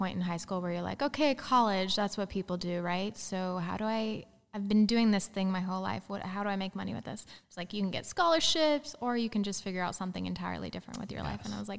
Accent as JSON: {"language": "English", "town": "Gillette", "region": "Wyoming", "country": "United States", "tie": "born or raised there", "said": "Yeah. It's a town called Gillette in Wyoming."}